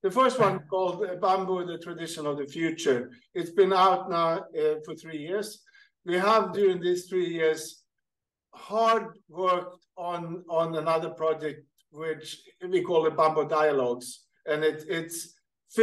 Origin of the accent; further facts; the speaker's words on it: Sweden; moved away as an adult; also born or lived in Qatar; now in Kenya; I'm hacking along in Sweden, where I'm native from Sweden